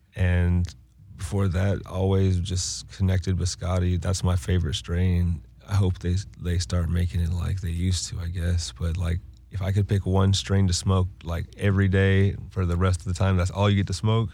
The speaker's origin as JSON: {"language": "English", "town": "Winston-Salem", "region": "North Carolina", "country": "United States", "said": "I'm from Winston-Salem, North Carolina"}